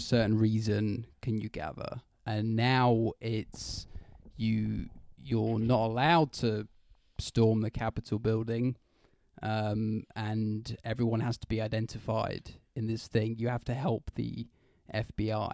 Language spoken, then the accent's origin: English; United Kingdom; I'm British.